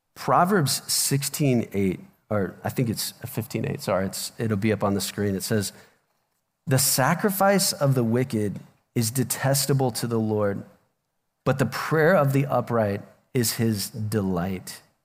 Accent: Omaha, Nebraska, United States; moved away; I'm from Omaha originally

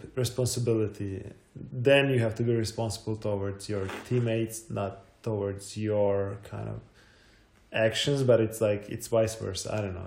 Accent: Croatia; also born or lived in Zagreb; I was born in 1985, so it was still Yugoslavia

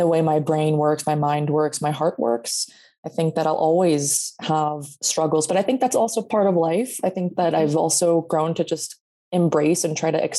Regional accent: Sacramento, California, United States; born and raised in Sacramento, California

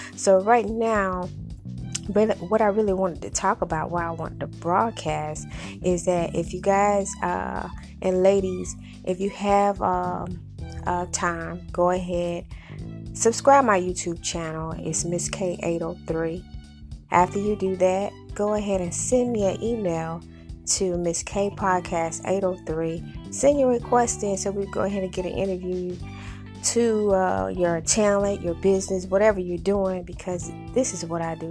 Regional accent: South Carolina, United States; now in Memphis, United States; I'm straight from South Carolina

